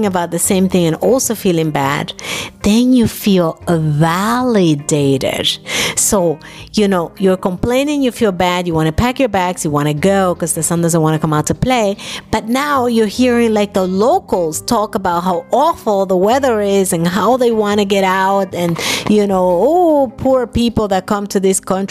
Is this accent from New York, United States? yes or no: yes; New York, United States; moved away as an adult; also born or lived in Dominican Republic; now in Germany; I grew up in New York